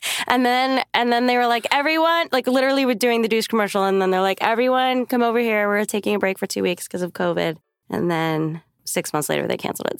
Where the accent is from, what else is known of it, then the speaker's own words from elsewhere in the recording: New York City, New York, United States; moved away; I'm from New York, and the bagels, like, in Staten Island, where I'm from